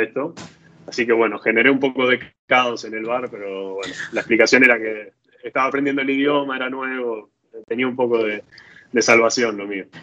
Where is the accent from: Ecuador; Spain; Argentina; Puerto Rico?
Argentina; moved away as an adult; now in Italy; salí de Argentina con campera